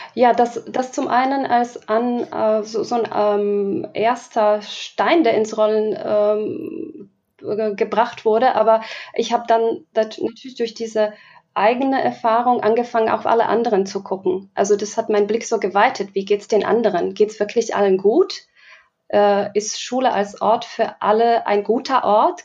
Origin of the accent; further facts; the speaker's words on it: Slovakia; now in Germany; Ich komme ursprünglich aus der Slowakei, lebe schon ähm, etliche Jahre in Deutschland